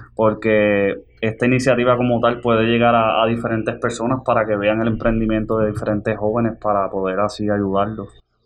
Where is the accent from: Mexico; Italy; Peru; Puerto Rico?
Puerto Rico; Jayuya; now in Manatí, Puerto Rico; Soy natural del pueblo de Jayuya